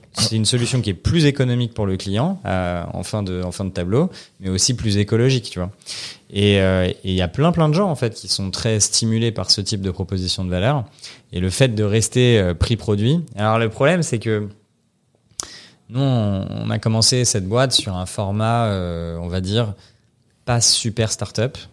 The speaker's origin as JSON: {"language": "French", "town": "Paris", "region": "Île-de-France", "country": "France", "said": "j'ai, 30 ans, je suis parisien"}